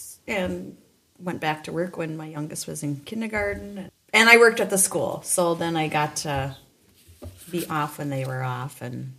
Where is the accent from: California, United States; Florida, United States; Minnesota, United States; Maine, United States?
Minnesota, United States; Fergus Falls; moved away as an adult; now in Breckenridge, United States; No, I'm from Fergus Falls.